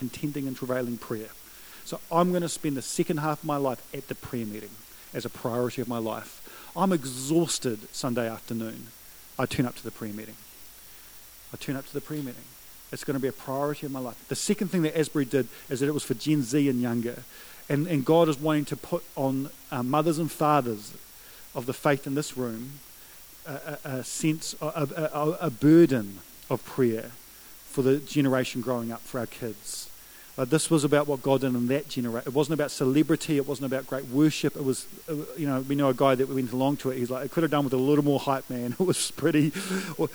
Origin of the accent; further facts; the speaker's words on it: New Zealand; I'm a Kiwi bloke who believes in the power of prayer